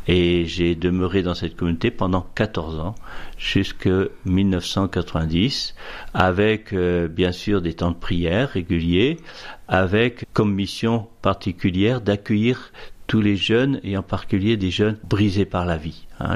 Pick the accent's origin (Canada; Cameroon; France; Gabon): France; Boulogne-sur-Helpe, Hauts-de-France; moved away; also born or lived in Somme; j'ai vécu toute mon enfance dans la région de l'Avenois, un pays de bocage, une petite Normandie, on pourrait dire, un pays, d'élevage, la Vénois, et j'ai habité un, petit village qui s'appelle Boulogne-sur-Helpe, à 5 km d'Avennes-sur-Helpe